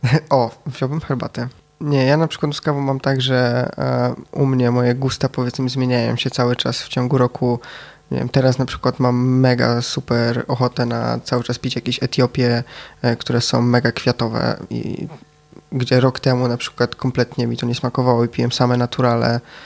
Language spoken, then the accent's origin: Polish; Wrocław, Lower Silesian Voivodeship, Poland; Jestem z Wrocławia, jestem z palarni Etno Cafe